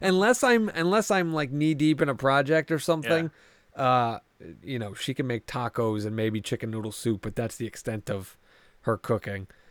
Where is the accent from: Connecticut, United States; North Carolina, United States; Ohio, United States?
Connecticut, United States; New Haven; I come from the New Haven area, so pizza is like mm. what we're fucking known for around here.